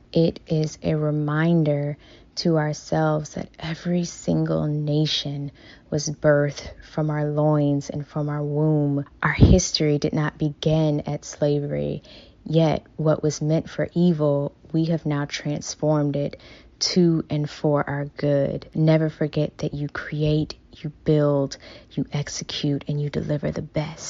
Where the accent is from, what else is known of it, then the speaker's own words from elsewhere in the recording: Sarasota, Florida, United States; CEO of 360 Gateway Brands, originally from Sarasota, Florida.